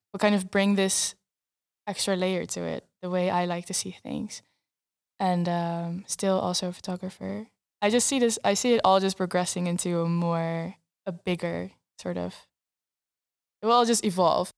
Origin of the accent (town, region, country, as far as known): Netherlands; first language Dutch; English is a second language